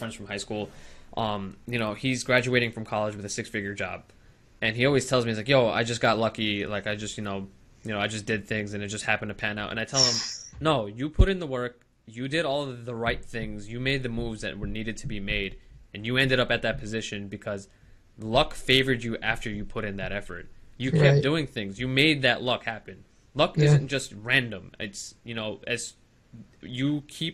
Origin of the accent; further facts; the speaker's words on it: New York, United States; I'm from New York